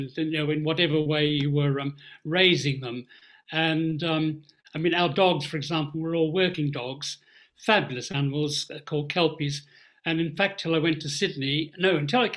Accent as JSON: {"language": "English", "town": "Bathurst", "region": "New South Wales", "country": "Australia", "tie": "born or raised there", "also_born_or_lived": "Sydney", "moved": "yes", "said": "I was born in Bathurst, which is the oldest inland city in New South Wales"}